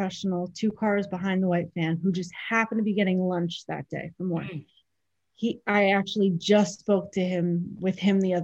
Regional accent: Bayville, New York, United States; I grew up in Bayville, North Shore, my entire life

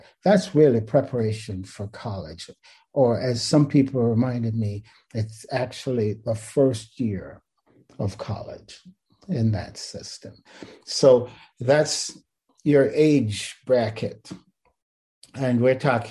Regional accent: Kingston, Jamaica; also born or lived in Riverside, California / Vienna; now in Irvine, United States; I was born in Kingston, Jamaica. I'm one of six siblings

